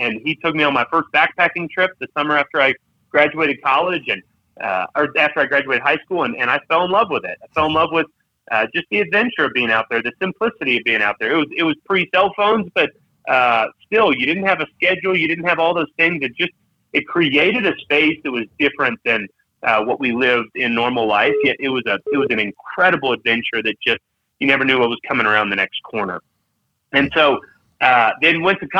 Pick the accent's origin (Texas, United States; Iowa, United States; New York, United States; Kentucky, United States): Texas, United States; Dallas; I was raised in Dallas, Texas